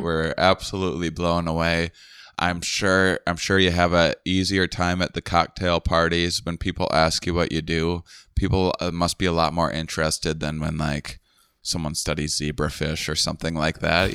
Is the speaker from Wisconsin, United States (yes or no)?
yes; Wisconsin, United States; I'm from Wisconsin